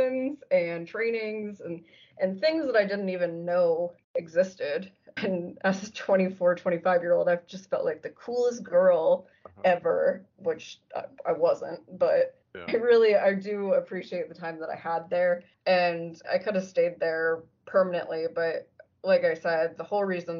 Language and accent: English; Lebanon, Ohio, United States; moved away as an adult; also born or lived in Halifax, Nova Scotia, Canada / Connecticut; now in Cincinnati, United States; I grew up in Lebanon, Ohio